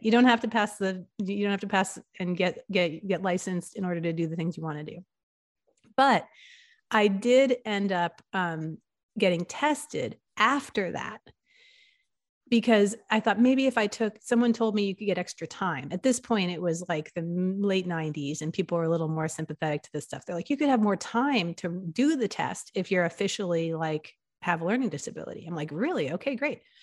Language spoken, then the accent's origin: English; New York and New Haven, Connecticut, East Coast, United States; also born or lived in Philadelphia, Pennsylvania; I grew up in the East Coast, and I grew up in New York and in New Haven, Connecticut, and, um, and in, I was born in Philadelphia, in Pennsylvania